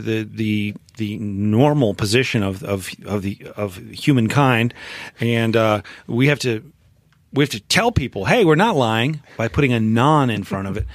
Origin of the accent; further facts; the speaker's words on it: Memphis, Tennessee, United States; moved away as an adult; I grew up in Memphis, Tennessee